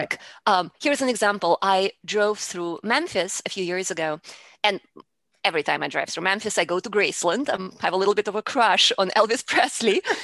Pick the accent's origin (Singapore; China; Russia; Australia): Russia; English is a second language; moved away as an adult; now in Houston, United States; I, originally, I am from Russia, and I came to the United States, uh, when I was in my early twenties